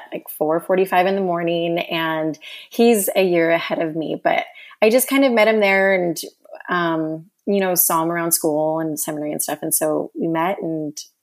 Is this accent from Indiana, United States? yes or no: no; San Bernardino County, Southern California, United States; moved away as an adult; also born or lived in Arizona / New York / Russia; now in Texas, United States; Born and raised in Southern California. Basically spent my whole life there until we moved to Arizona last year